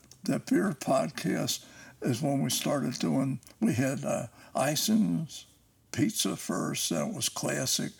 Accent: Cincinnati, Ohio, United States; also born or lived in Newport, Kentucky; now in Indiana, United States; I was raised in Price Hill. I was born in Newport, Kentucky, but raised in Price Hill.

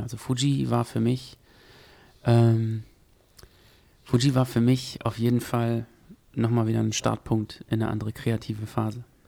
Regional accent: Gütersloh, North Rhine-Westphalia, Germany; also born or lived in Paderborn; Ich komme eigentlich aus Gütersloh, nicht aus Paderborn

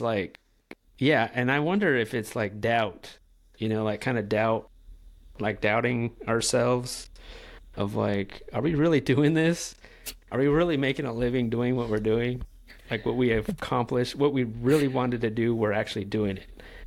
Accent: California, United States; moved away as an adult; now in North Carolina, United States; I'm from California

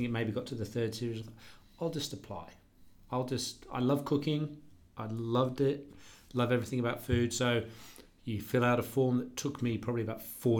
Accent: England, United Kingdom; moved away as an adult; now in Australia; I'm from England

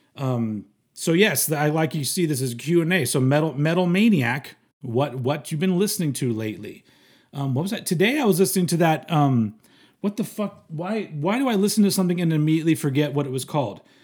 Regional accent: United States; I'm American

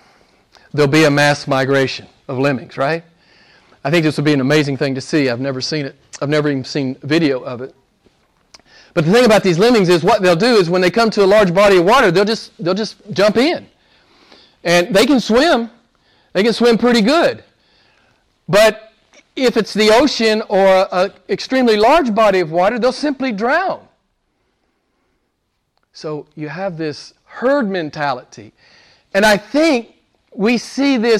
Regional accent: United States; I'm an American

